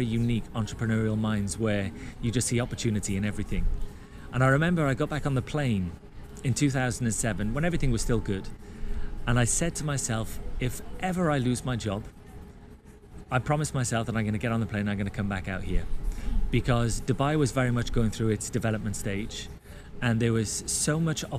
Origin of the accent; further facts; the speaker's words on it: United Kingdom; moved away as an adult; I'm a Brit